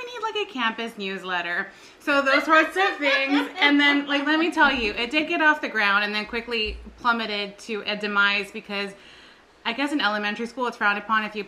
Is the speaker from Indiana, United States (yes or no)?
no; San Antonio, Texas, United States; also born or lived in Beeville, Texas; I'm from San Antonio, but we were living in Beeville when we got married